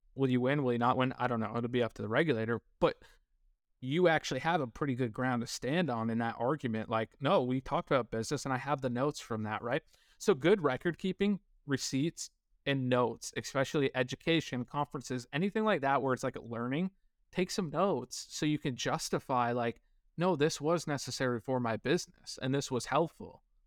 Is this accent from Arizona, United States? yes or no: no; northern New York, United States; moved away as an adult; also born or lived in Kansas; I grew up in a very small, low-income, uh, town in northern New York.